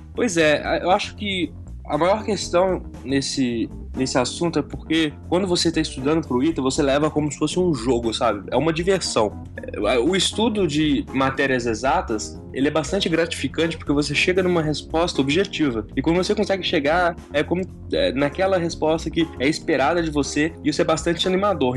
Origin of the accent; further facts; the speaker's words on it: Belo Horizonte, Minas Gerais, Brazil; moved away as an adult; now in São José dos Campos, Brazil; eu sou de Belo Horizonte, sou mineiro